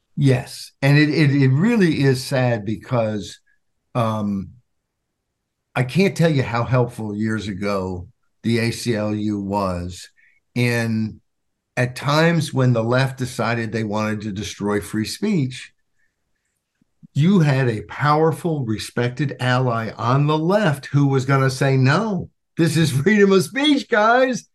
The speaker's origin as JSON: {"language": "English", "region": "Arkansas", "country": "United States", "tie": "born or raised there", "moved": "yes", "lives_now": "Washington, DC area, United States", "said": "I grew up in Arkansas"}